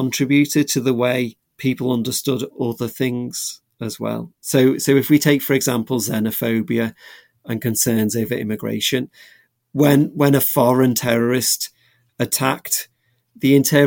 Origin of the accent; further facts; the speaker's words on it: England, United Kingdom; I grew up in England